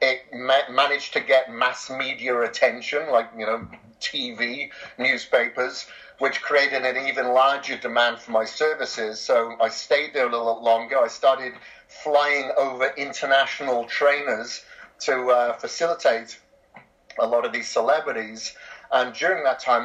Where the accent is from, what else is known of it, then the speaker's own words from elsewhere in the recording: Wales, United Kingdom; moved away as an adult; also born or lived in Australia; I'm from Wales originally, grew up on a farm there for, you know, the vast majority of my life.